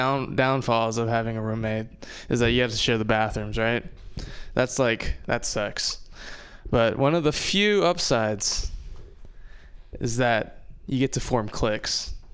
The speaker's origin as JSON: {"language": "English", "region": "Hawaii", "country": "United States", "tie": "born or raised there", "moved": "yes", "said": "I'm from Hawaii. Love Hawaii. Love growing up in Hawaii"}